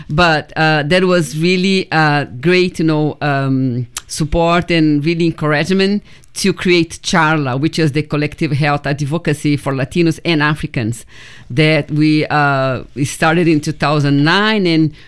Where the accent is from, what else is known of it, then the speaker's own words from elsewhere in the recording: Brazil; moved away as an adult; also born or lived in Washington State; now in Oregon, United States; 2007, when I came to Oregon from Washington State, first I came from Brazil, I'm Brazilian.